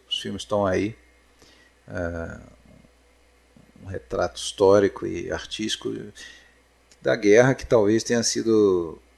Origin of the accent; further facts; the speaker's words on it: Rio de Janeiro, Brazil; Sou carioca desde sempre.